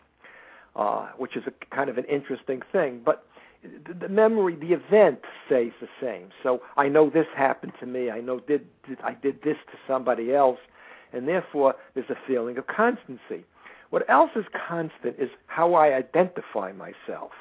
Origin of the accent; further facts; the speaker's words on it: United States; I am an American